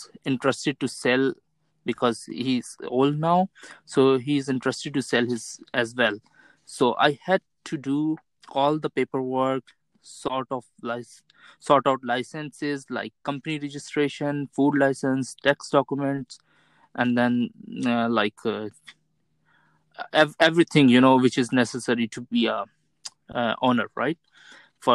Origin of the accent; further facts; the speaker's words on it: Karachi, Sindh, Pakistan; moved away as an adult; also born or lived in Malaysia / United Kingdom; now in Connecticut, United States; I have done my schooling from my hometown, Karachi.